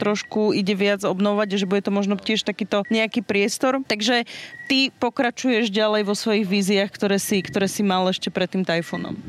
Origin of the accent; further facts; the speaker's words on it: Pichne, Prešov Region, Slovakia; u nás doma v Pichniach na dedine, že všetci sa poznajú